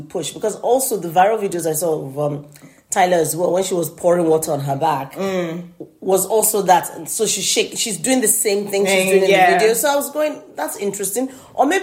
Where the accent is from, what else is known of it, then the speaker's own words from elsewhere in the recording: Nigeria; I'm Nigerian